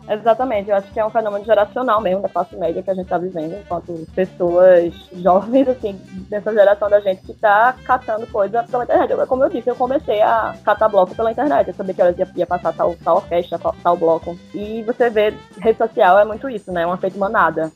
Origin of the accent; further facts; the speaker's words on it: Olinda, Pernambuco, Brazil; eu sempre nasci e morei em Olinda